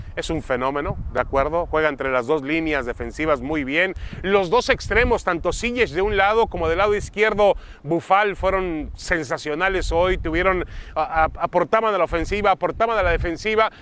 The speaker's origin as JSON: {"language": "Spanish", "country": "Mexico", "said": "nosotros venimos de México, Mauricio y yo de un país donde estamos acostumbrados que cuando juega"}